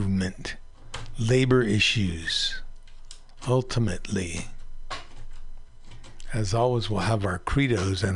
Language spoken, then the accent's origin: English; Pacifica, California, United States; my hometown newspaper in Pacifica